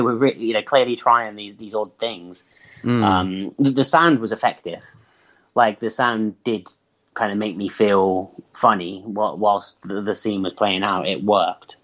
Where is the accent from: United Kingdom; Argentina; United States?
United Kingdom; England; we do not have basements in many houses in england